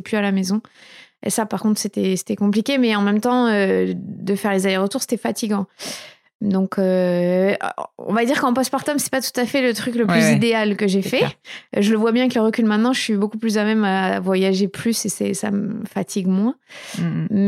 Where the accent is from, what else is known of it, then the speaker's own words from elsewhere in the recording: Bordeaux, Nouvelle-Aquitaine, France; also born or lived in Paris / United States; j'ai grandi à Bordeaux